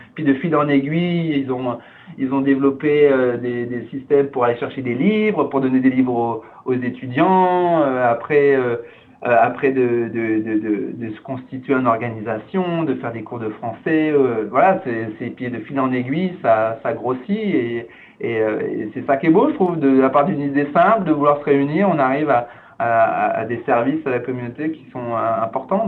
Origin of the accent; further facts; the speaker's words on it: France; moved away as an adult; now in Canada; je suis né en, suis né en France